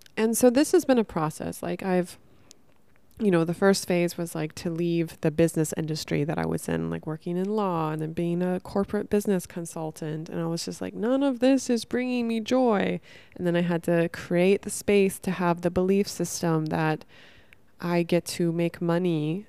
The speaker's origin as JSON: {"language": "English", "region": "Northern California", "country": "United States", "tie": "born or raised there", "said": "I grew up in Northern California"}